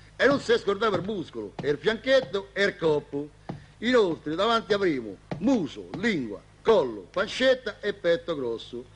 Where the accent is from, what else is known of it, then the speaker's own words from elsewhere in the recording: Milan, Lombardy, Italy; da milanesi